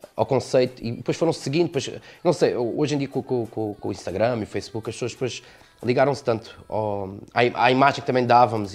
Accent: Almancil, Algarve, Portugal; also born or lived in Montijo; eu sou de, do, do Montijo, mas vivo cá desde, desde pequenino, portanto sou, sou algarvio

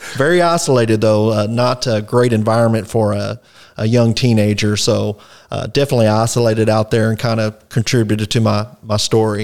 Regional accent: Fort Worth, Texas, United States; also born or lived in Poolville, Texas; I was born in Fort Worth, South Fort Worth up till my teenage years. I later moved to the country, uh, Poolville, Texas

